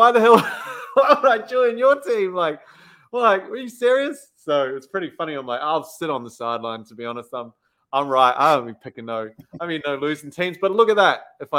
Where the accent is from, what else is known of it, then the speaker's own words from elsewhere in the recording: New Zealand; I as a New Zealander